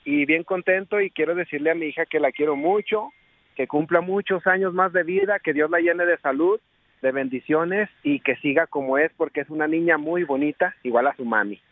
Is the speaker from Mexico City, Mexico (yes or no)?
no; Fresnillo, Zacatecas, Mexico; now in Colorado, United States; radicamos ahorita acá en Colorado, pero somos originarios de Fresnillo, Zacatecas